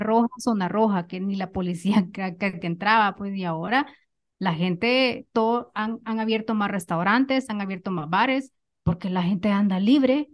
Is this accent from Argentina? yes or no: no; El Salvador; moved away; yo anduve caminando en las calles de mi pueblo